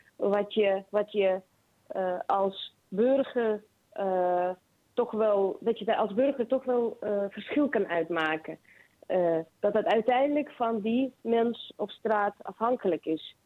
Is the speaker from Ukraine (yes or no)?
yes; Kharkiv, Kharkiv Oblast, Ukraine; moved away as an adult; now in Netherlands; Ik ben geboren in Kharkiv, dat is Oost-Oekraïne